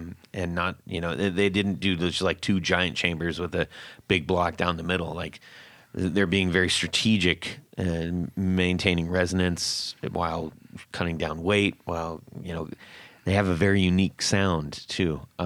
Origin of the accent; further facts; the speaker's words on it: California, United States; growing up in California